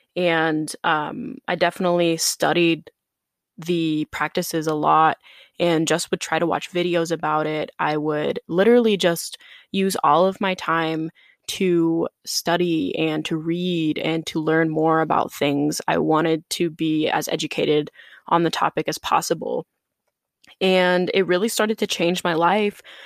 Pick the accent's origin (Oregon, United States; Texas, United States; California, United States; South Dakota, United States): South Dakota, United States; moved away as an adult; also born or lived in Chicago; I grew up in South Dakota in a pretty small town, about ten thousand people